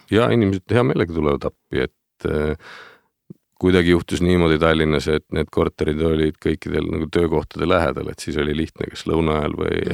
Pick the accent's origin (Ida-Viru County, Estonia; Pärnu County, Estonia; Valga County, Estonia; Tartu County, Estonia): Pärnu County, Estonia; Pärnu; ma olen pärit sellisest kenast suvituslinnast nagu Pärnu